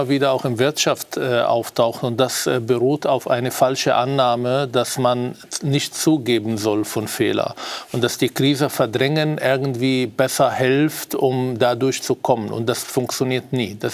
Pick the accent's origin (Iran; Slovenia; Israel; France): Israel; now in Austria; und zwar nicht nur hier in Österreich, ich komme ja aus Israel